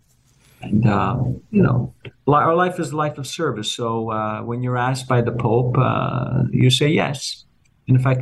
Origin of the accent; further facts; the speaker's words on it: Montreal, Quebec, Canada; moved away as an adult; now in Toronto, Canada; it's where I was born and raised. Of course, it's always, I'm also from Montreal